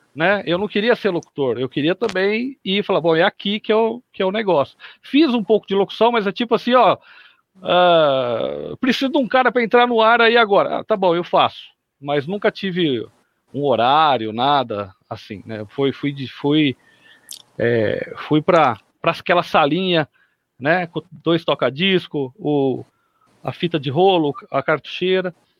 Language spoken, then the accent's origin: Portuguese; São Carlos, São Paulo, Brazil; Eu sou de São Carlos, aqui no interior de São Paulo